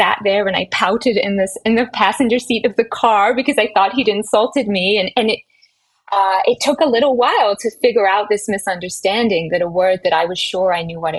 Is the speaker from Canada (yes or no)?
no; England, United Kingdom; moved away as an adult; now in United States; So I was born in England and I lived there until I was 24 when I moved to America for my graduate school education.